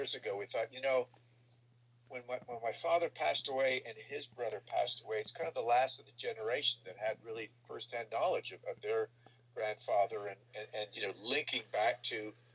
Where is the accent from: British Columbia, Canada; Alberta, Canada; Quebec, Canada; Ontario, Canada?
Quebec, Canada; Montreal; as a 12-year-old growing up in Montreal, Canada